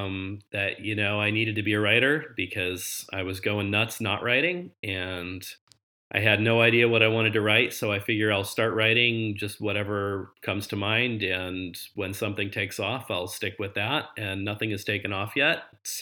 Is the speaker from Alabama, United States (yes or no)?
no; Nebraska, United States; also born or lived in Massachusetts / Oklahoma / Wisconsin; I'm from all over. I was born in Massachusetts, raised in Nebraska, lived in Oklahoma for about 10 years, currently live in Wisconsin.